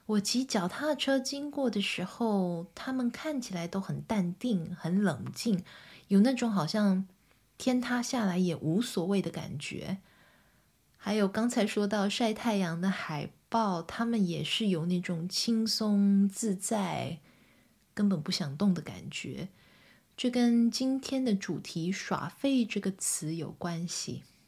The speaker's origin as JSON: {"language": "Chinese", "region": "southern Taiwan", "country": "Taiwan", "tie": "born or raised there", "moved": "yes", "said": "因为我从小在台湾长大，在台湾的南部长大"}